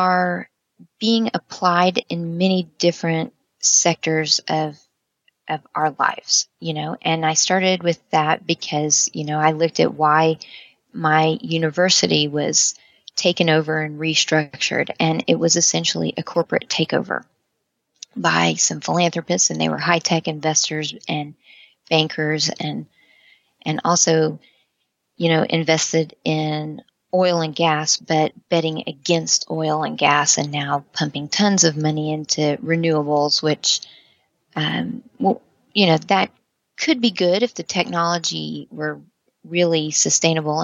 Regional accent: United States; as an American

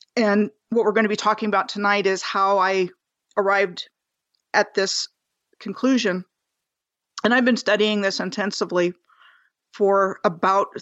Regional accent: Rockville, Maryland, United States; moved away as an adult; also born or lived in Bethesda, Maryland / Gaithersburg, Maryland; I was born in July of 1963 in Bethesda, Maryland, and I grew up in Montgomery County, Maryland, first in Gaithersburg and then in Rockville, which is where I spent my life until I was basically 19

